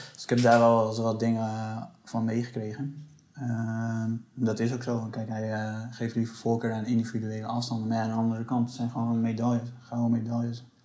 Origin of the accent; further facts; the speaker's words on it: Netherlands; wij als Nederlanders